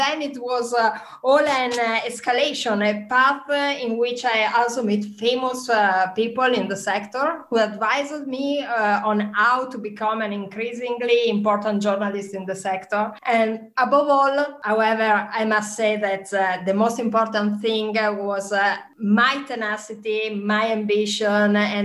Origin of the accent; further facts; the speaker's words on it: Trento, Trentino-Alto Adige, Italy; English is a second language; now in Bergamo, Italy; I come from Trento in Trentino Alto Adige, the region of Dolomites, north of Verona. Since years, I'm living mostly in Bergamo, in Lombardy